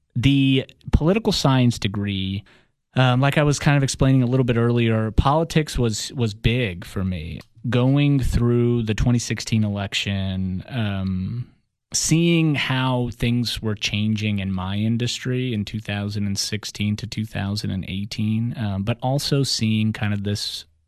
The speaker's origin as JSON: {"language": "English", "town": "Atlanta", "region": "Georgia", "country": "United States", "tie": "born or raised there", "also_born_or_lived": "Russia", "first_language": "Russian", "second_language": "English", "said": "we all moved to Atlanta. We grew up um, as immigrants. I learned English in six months"}